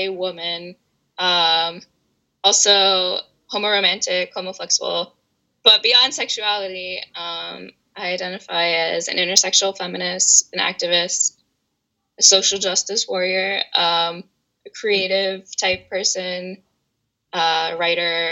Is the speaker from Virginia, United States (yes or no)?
yes; Washington, D.C. area, Northern Virginia suburbs, United States; I'm from Washington, D.C., or the D.C. area, Northern Virginia suburbs. That's where I live currently.